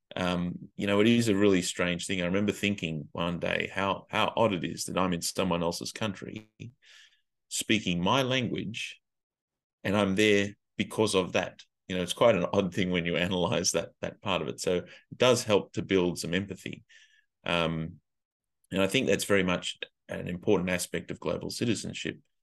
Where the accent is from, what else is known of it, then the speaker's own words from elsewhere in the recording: Australia; moved away as an adult; also born or lived in Asia; as an Australian